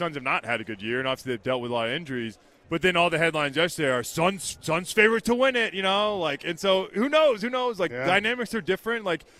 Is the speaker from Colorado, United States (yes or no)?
no; Dallas, Texas, United States; also born or lived in Florida; I was born in Florida. I grew up in Dallas, though. My dad played for the Cowboys.